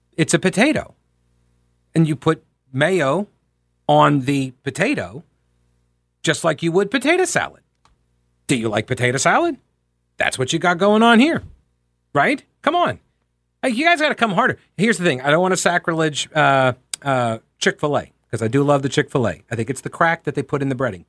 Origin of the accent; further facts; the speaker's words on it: New York, United States; moved away as an adult; also born or lived in Rock Hill, South Carolina / Asheville, North Carolina; now in Charlotte, United States; I grew up in New York. I got down here at age eighteen.